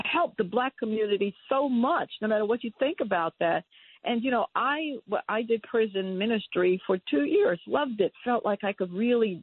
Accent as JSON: {"language": "English", "region": "New York", "country": "United States", "tie": "born or raised there", "said": "I was raised in New York."}